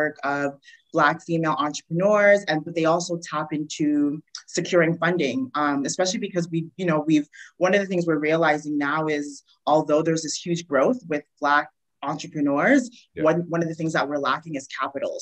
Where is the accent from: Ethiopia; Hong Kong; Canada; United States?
Canada; Montreal, Quebec; moved away as an adult; now in Toronto, Canada; So I'm originally from Montreal, and I moved to Toronto probably about five, six years ago. And I transitioned here. So I grew up there